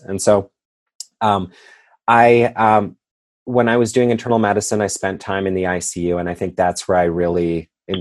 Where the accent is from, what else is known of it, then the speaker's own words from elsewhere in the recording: Edmonton, Alberta, Canada; moved away as an adult; also born or lived in Wainwright, Alberta, Canada / Kansas City; now in Cincinnati, United States; I was born and raised, though, in Wainwright, Alberta, Canada, which is a very small town in Alberta. And then we ended up moving towards the city as I grew up. So we grew up near Edmonton, Alberta, Canada